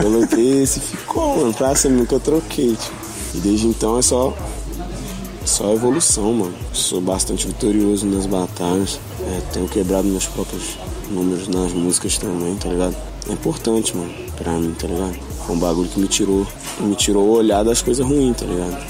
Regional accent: Belo Horizonte, Minas Gerais, Brazil; eu sou de Belo Horizonte, Minas Gerais

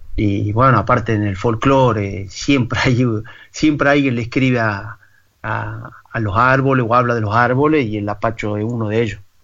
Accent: San Miguel de Tucumán, Tucumán, Argentina; moved away as an adult; also born or lived in Toulouse, France; now in Paris, France; yo nací en San Miguel de Tucumán, que es la capital de Tucumán

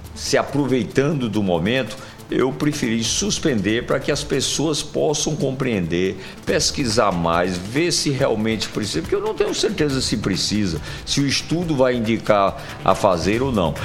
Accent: Sertão, Brazil; now in João Pessoa, Brazil; minha terra, do sertão

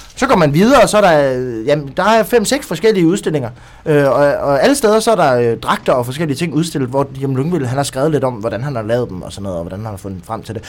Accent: Southern Jutland, Southern Denmark, Denmark; also born or lived in Kolding; now in Odense, Denmark; fra jeg var lille, da jeg voksede op i Sønderjylland

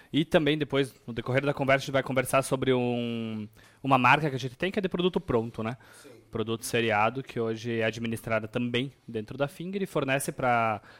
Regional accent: Chapada, Rio Grande do Sul, Brazil; also born or lived in Nova Boa Vista; eu sou natural de Chapada. Ah, é? Chapada, exatamente. Mas morei em Nova Boa Vista até meus 4 anos de idade.

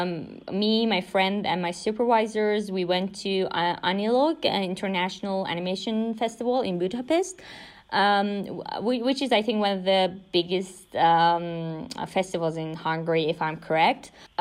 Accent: Iran; I'm from Iran

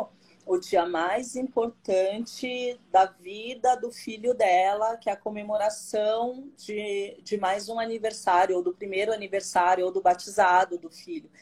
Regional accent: São Paulo, Brazil; sou daqui de São Paulo, do bairro da Aclimação

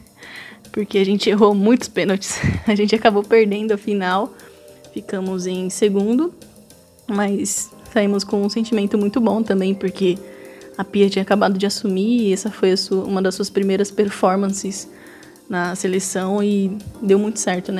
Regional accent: São Paulo, Brazil; eu sou aqui de São Paulo

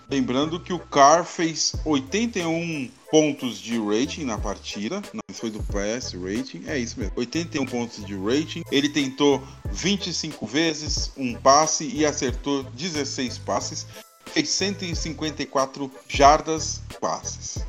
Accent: Brazil; nós somos brasileiros, falamos português

